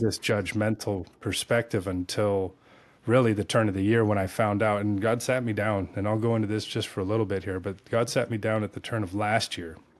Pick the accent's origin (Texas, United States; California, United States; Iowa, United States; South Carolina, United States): California, United States; moved away as an adult; also born or lived in South Florida; now in Tennessee, United States; I was born and raised in Cali